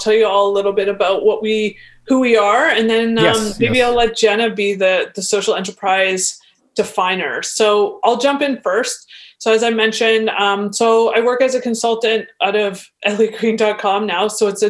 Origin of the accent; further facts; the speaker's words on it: Eugenia, Ontario, Canada; also born or lived in Toronto; I grew up in Eugenia, but was down in Toronto for about 17 years.